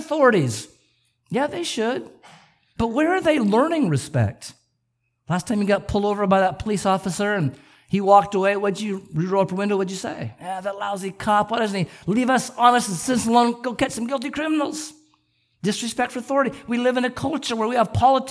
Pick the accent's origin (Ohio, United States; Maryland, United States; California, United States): California, United States; Southern; I grew up in Southern California